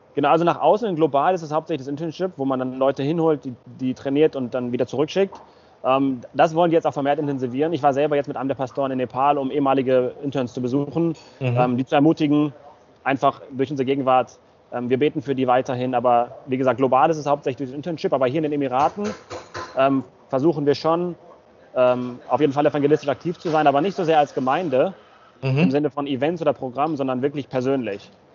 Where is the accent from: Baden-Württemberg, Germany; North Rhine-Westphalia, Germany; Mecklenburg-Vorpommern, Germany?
North Rhine-Westphalia, Germany; Bad Oeynhausen; moved away; wir kommen ursprünglich aus Bad Oeynhausen. Das ist in der Nähe von Hannover, eine knappe Stunde von Hannover entfernt. Ähm, genau, unsere Eltern kommen, meine Eltern aus Kasachstan, und die Eltern meiner Frau aus Russland, aber ich bin in Deutschland geboren